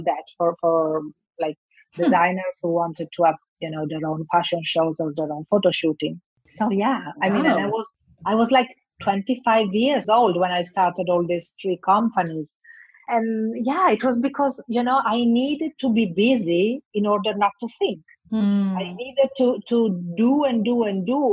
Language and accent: English; Bologna, Emilia-Romagna, Italy; English is a second language; also born or lived in Milan; I'm from Italy, but my hometown is Bologna.